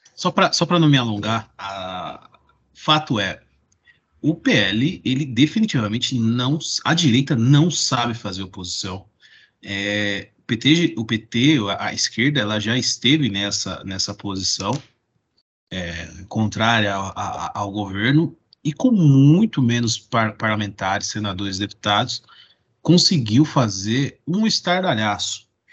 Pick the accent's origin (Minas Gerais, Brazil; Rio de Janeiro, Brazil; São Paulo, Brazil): São Paulo, Brazil; Mogi das Cruzes; lá em Mogi das Cruzes, da minha terra